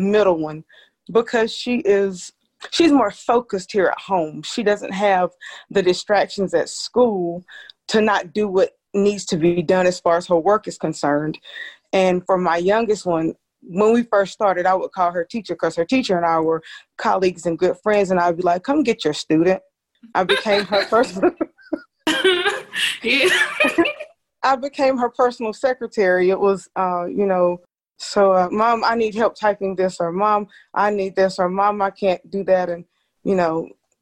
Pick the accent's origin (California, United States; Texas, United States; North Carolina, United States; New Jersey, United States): North Carolina, United States; Rockingham; moved away as an adult; now in Greensboro, United States; you and I are from Rockingham, North Carolina